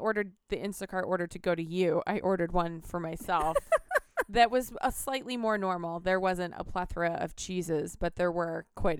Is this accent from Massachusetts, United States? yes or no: yes; Massachusetts, United States; I grew up in Massachusetts.